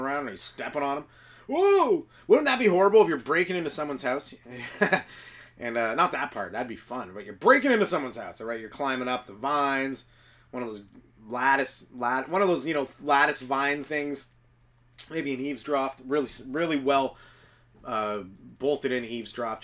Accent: England, United Kingdom; I'm English

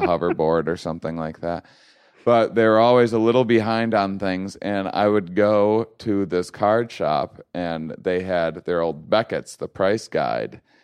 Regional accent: La Crosse, Wisconsin, United States; in LaCrosse, Wisconsin, my hometown

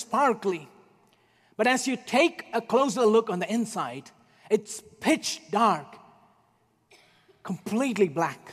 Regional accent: India; moved away; Growing up in India when I was a child

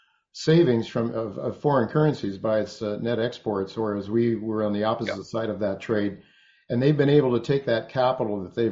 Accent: United States; as an American

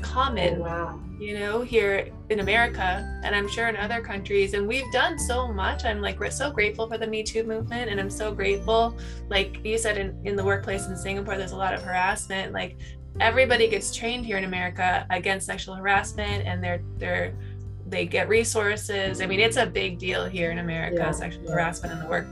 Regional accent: California, United States; moved away; also born or lived in New York; We're from California

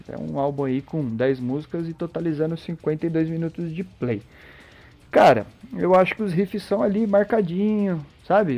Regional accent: Brazil; Nós, como brasileiros

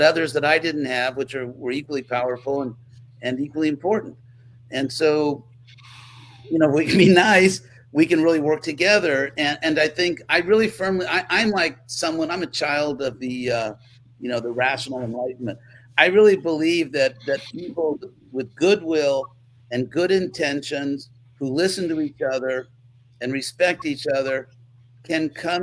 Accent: California, United States; I was raised in California

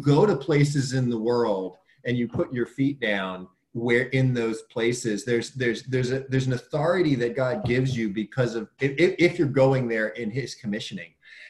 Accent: Williamsburg, Virginia, United States; now in Hampton, United States; I grew up in Williamsburg, went to school in Newport News in Norfolk, Virginia.

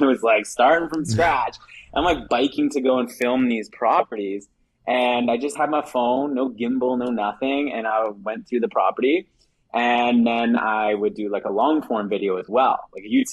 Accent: Saskatchewan, Canada; I'm from Saskatchewan. So it's like a province in Canada. It's like super flat, very small, from a small town.

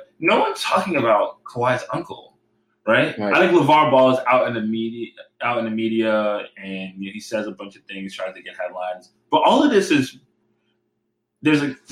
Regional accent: New Jersey, United States; I'm from Jersey

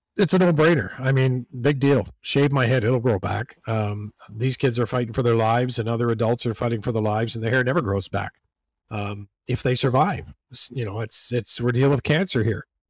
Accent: Georgetown, Ontario, Canada; born or raised there; moved away as an adult; also born or lived in Toronto, Ontario; now in Buffalo, United States

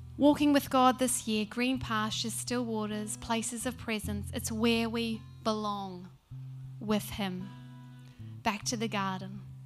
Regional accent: New Zealand; now in Brisbane, Australia; Being a Kiwi

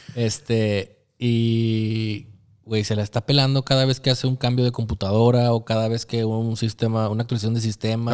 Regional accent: Torreón, Coahuila, Mexico; Soy de Torreón

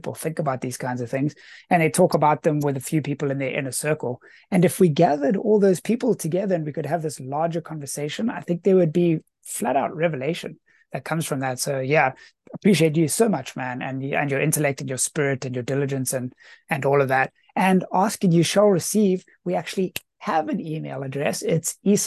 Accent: South Africa; being South African

